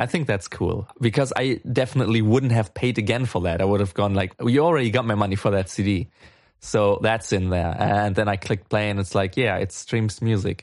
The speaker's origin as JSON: {"language": "English", "country": "Germany", "said": "I'm from Germany"}